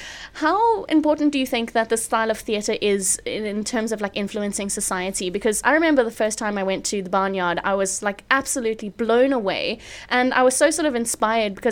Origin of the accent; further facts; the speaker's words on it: Durban, KwaZulu-Natal, South Africa; I'm from Durban.